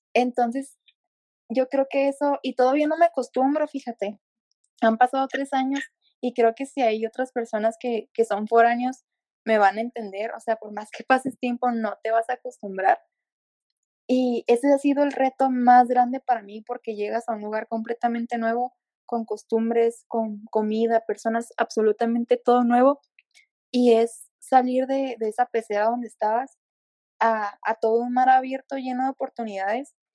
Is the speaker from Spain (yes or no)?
no; Ensenada, Baja California, Mexico; moved away as an adult; now in Querétaro, Mexico; yo soy de Ensenada, al igual que, Belén, solo que me vine a estudiar la universidad al estado de Querétaro